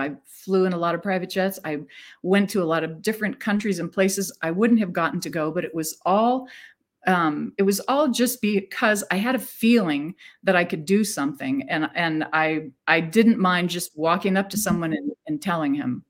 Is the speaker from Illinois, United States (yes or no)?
no; Phoenix, Arizona, United States; I was born in Phoenix, Arizona, just a little girl born out in the desert